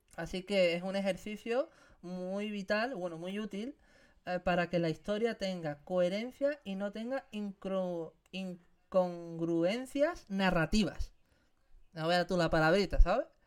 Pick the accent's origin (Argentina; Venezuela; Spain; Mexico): Spain; Algeciras, Andalusia; moved away; en mi tierra, en Andalucía, en Algeciras, Cádiz.